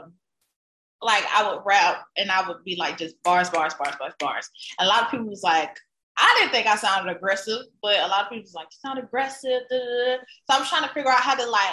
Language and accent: English; the South, United States; I grew up in the South with a bunch of older cousins in the hood